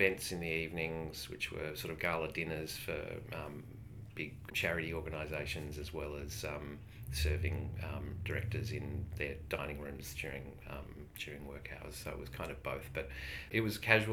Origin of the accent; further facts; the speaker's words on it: Melbourne, Victoria, Australia; I was born in Melbourne. Mm-hmm. Have lived here most of my life